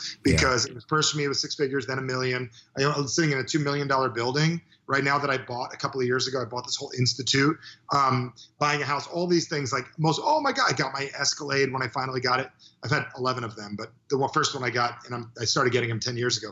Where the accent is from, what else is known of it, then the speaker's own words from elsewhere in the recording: New Jersey, United States; I'm from New Jersey